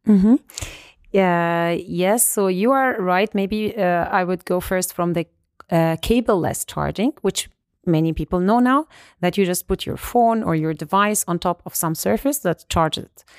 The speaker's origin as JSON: {"language": "English", "town": "Alexandria", "region": "Alexandria Governorate", "country": "Egypt", "tie": "born or raised there", "also_born_or_lived": "Ulm, Germany", "moved": "as an adult", "lives_now": "Germany", "said": "I was born and raised in Alexandria, Egypt. I moved to Germany to study for my master's uh, degrees"}